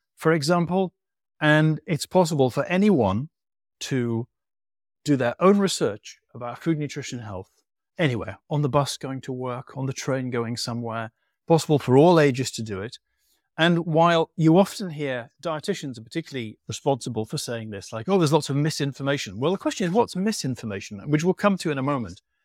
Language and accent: English; England, United Kingdom; you've probably guessed by my accent where I'm from